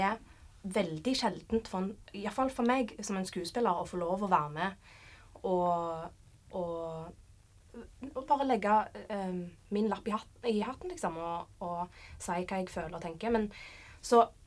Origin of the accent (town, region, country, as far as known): Sandnes, Rogaland, Norway; born or raised there; moved away as an adult